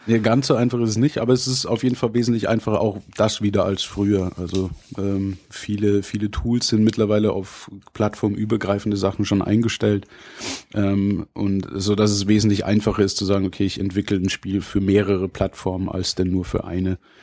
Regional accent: Bavaria, Germany; bei uns in Bayern

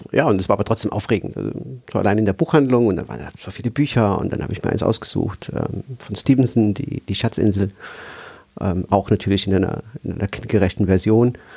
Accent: Aachen, North Rhine-Westphalia, Germany; Also ich, da kann ich einfügen, dass ich eigentlich aus Nordrhein-Westfalen komme. Also ich bin in Aachen

